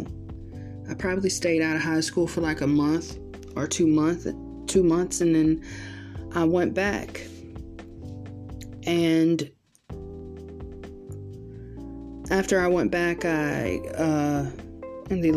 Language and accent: English; Georgia, United States; I was born and raised in Georgia, and I still live here